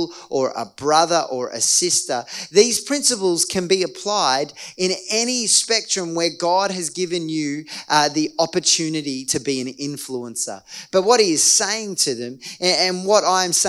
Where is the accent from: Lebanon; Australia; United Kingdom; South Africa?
Australia; as an Australian